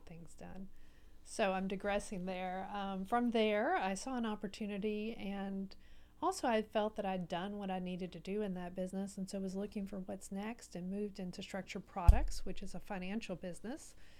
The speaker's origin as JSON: {"language": "English", "town": "Baytown", "region": "Texas", "country": "United States", "tie": "born or raised there", "also_born_or_lived": "Houston, Texas", "said": "I grew up in Baytown, so on the other side of Houston"}